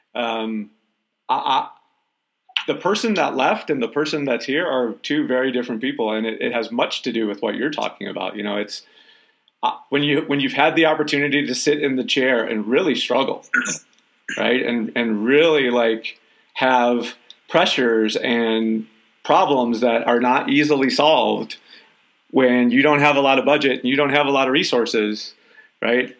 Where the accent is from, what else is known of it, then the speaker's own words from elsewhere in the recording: Detroit, Michigan, United States; I'm from Detroit